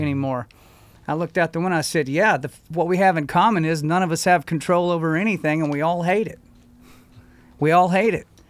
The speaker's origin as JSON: {"language": "English", "country": "United States", "said": "as an American"}